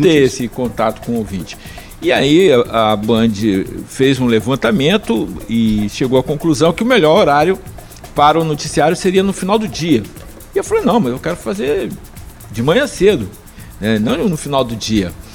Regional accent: Campos dos Goytacazes, Rio de Janeiro, Brazil; eu sou de Campos

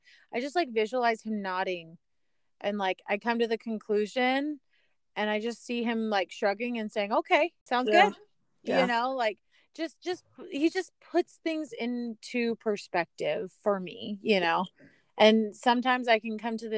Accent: Arizona, United States; born and raised in Arizona

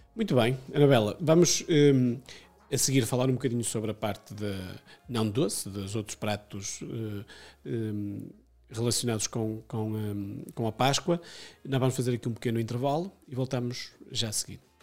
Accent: Amarante, Porto District, Portugal; sou de, de Amarante

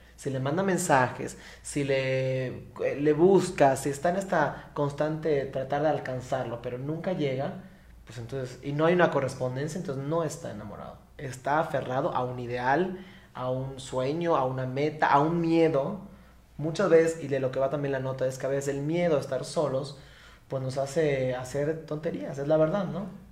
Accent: Mérida, Yucatán, Mexico; accent: Yucatecan; originario de Mérida, Yucatán, por eso se escuchan el acento como raro, no soy de otro país, soy yucateco

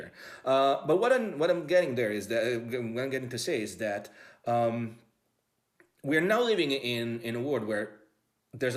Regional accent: Rome, Lazio, Italy; As an Italian, growing up in Italy

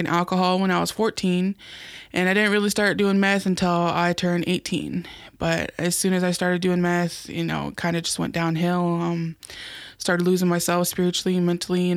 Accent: Kansas, United States; moved away as an adult; now in Omaha, United States; I'm from Kansas

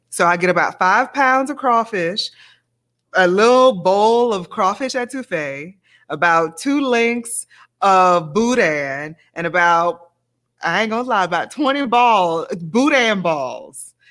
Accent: Baton Rouge, Louisiana, United States; moved away as an adult; also born or lived in New Orleans; now in Indiana, United States; growing up in Louisiana, I think about my family

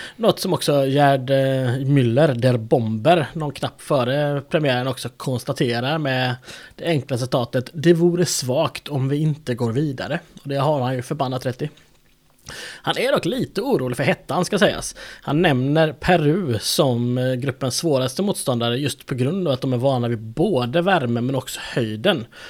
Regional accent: Sweden; jag är svensk

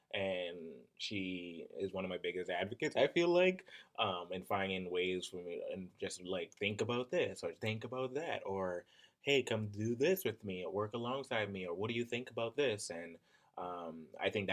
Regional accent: Bahamas; moved away as an adult; now in Minnesota, United States; My background is I'm from the Bahamas originally, and moving here to Minnesota

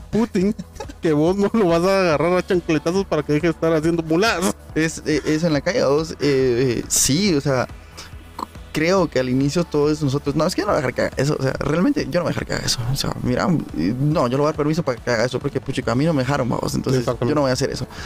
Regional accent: Guatemala; Como buen guatemalteco, todo lo resuelve a pijazos.

